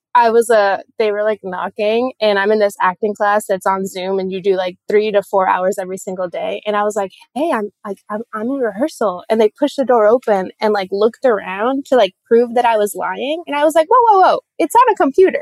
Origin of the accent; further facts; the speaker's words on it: Puerto Rico; moved away; I'm from Puerto Rico